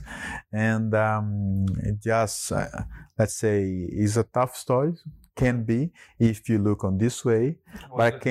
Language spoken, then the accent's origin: English; Brazil; moved away; growing up in Brazil